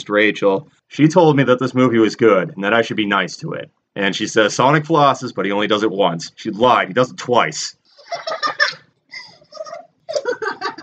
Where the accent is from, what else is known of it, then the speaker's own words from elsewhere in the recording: Metro Boston area, Massachusetts, United States; I'm born and raised in the Metro Boston area, but it was a smallish town on the outside of it